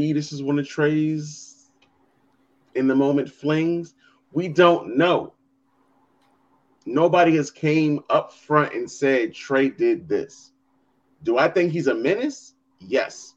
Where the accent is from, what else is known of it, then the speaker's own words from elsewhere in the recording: United States; I'm from the Burg